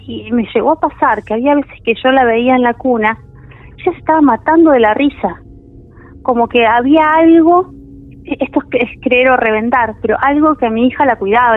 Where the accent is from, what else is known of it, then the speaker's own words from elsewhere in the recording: Tigre, Buenos Aires Province, Argentina; vivo en Tigre, toda mi vida viví en Tigre